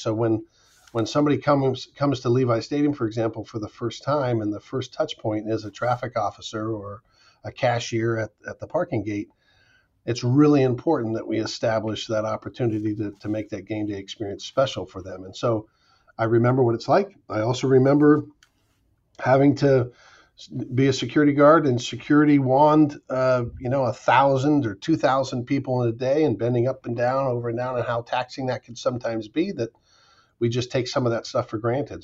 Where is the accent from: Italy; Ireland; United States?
United States; Pacifica, California; I was on a, the high school team at Oceana High School in Pacifica, uh, which was my hometown